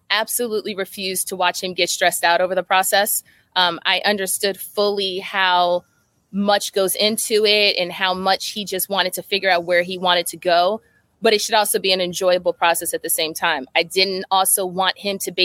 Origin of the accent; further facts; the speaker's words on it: New Jersey, United States; moved away; also born or lived in Connecticut / Maryland; I'm from Jersey.